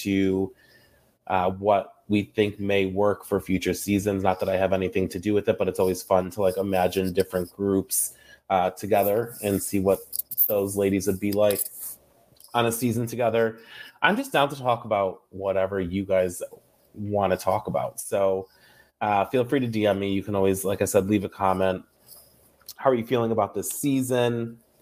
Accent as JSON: {"language": "English", "region": "New York", "country": "United States", "said": "I'm from New York"}